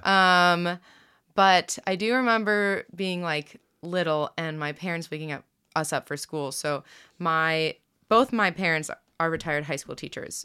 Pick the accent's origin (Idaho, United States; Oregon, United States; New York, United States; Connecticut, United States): New York, United States; Rochester; also born or lived in Pittsburgh / Virginia; now in Kansas City, United States; I grew up outside of Rochester